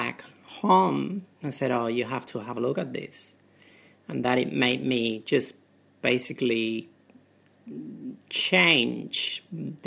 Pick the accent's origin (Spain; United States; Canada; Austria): Spain; English is a second language; moved away as an adult; also born or lived in United Kingdom; now in Australia; I'm originally from Spain and I came to Australia in 99. I graduated in Spain in my medical school at the University of Seville